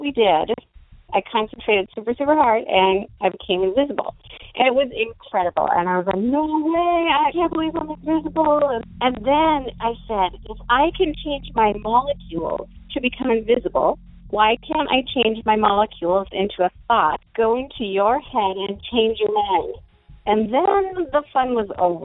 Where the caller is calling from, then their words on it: Fargo, North Dakota, United States; also born or lived in Minnesota; I'm calling from Fargo, North Dakota